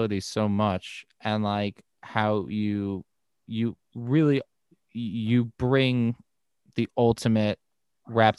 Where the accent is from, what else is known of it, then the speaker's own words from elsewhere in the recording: United States; as an American dude